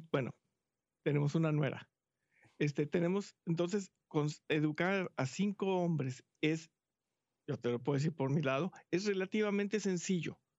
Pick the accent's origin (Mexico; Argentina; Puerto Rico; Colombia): Mexico; moved away as an adult; now in Houston, United States; hace como 14 años que llegamos a Houston, venimos de México, este, nuestros hijos estuvieron toda su vida en colegio católico